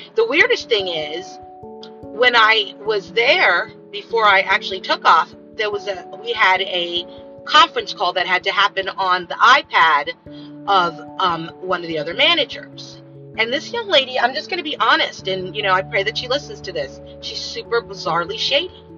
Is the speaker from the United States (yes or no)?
yes; United States; I'm American.